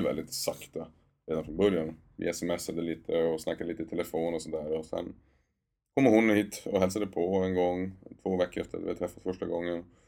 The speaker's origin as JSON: {"language": "Swedish", "town": "Luleå", "region": "Norrbotten County", "country": "Sweden", "tie": "born or raised there", "moved": "yes", "said": "det är Luleå, min hemstad också."}